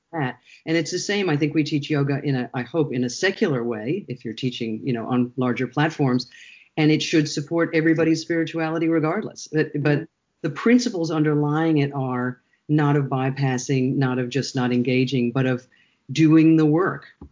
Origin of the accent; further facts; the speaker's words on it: United States; moved away as an adult; both Shara and I grew up in the United States.